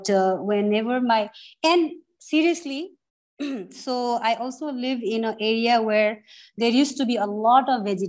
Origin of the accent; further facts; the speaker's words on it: Kathmandu, Bagmati, Nepal; also born or lived in Kalaya; And when I was growing up in Kathmandu, since I am newer, I started eating a lot of buffalo meat